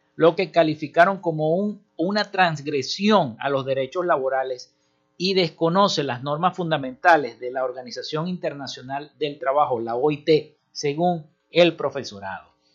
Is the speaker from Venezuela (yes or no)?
yes; Maracaibo, Zulia, Venezuela; yo que soy maravino oriundo de Santa Lucía, de la parroquia Santa Lucía